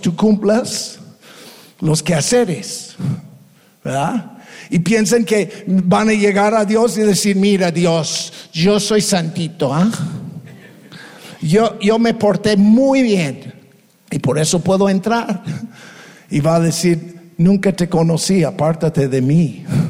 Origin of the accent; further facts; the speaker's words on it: United States; Spanish is a second language; now in Tepic, Mexico; somos ex gringos. Ya somos mexicanos